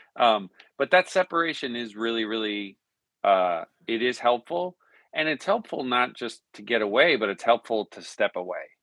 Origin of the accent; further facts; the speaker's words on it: Newfoundland and Labrador, Canada; moved away as an adult; also born or lived in Arizona; now in Nashville, United States; I was born and raised in Newfoundland, Canada.